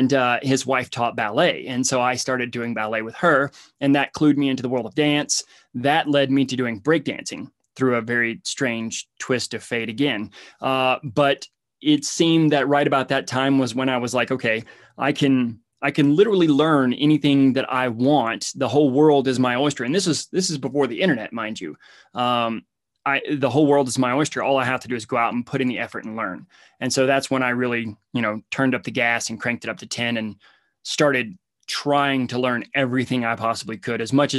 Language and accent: English; Alabama, United States; I come from Hicktown, Alabama, and basically came from the dirt